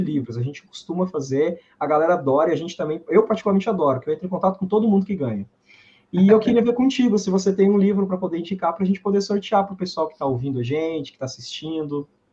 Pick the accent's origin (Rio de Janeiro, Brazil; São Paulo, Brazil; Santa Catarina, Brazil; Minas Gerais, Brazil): Minas Gerais, Brazil; also born or lived in Viçosa; Eu sou de Minas também, estudei em Viçosa